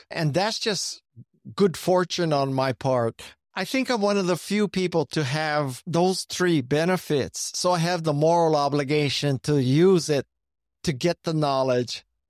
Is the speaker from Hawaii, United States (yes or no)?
yes; Honolulu, Hawaii, United States; moved away; also born or lived in Silicon Valley; Growing up in Hawaii, I think, was very advantageous